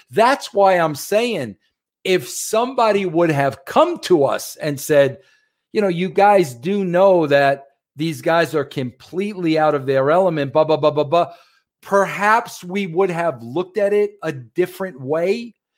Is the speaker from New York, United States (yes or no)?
yes; New York, United States; I'm a New Yorker